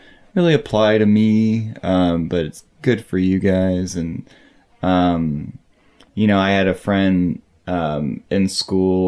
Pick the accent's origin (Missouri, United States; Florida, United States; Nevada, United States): Missouri, United States; St. Louis; I was born there and spent until about high school